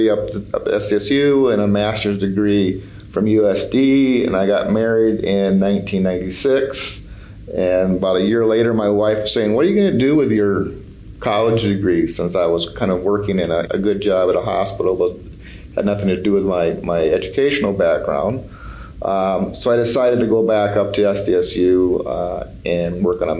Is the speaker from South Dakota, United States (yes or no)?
yes; Sioux Falls, South Dakota, United States; I grew up in Sioux Falls, South Dakota